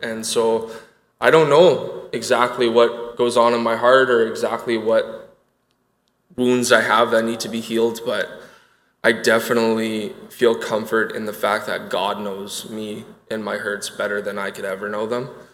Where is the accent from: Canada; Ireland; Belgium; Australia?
Canada; Winnipeg, Manitoba; I grew up in Winnipeg, Manitoba